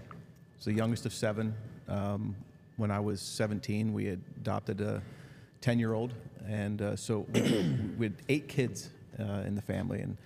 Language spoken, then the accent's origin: English; Lancaster County, Pennsylvania, United States; we grew up in Lancaster County, Mennonite culture